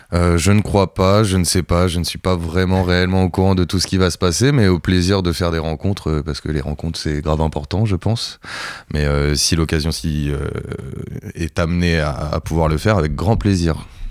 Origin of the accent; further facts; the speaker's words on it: Cherbourg, Normandy, France; now in Caen, France; je suis de Charbourg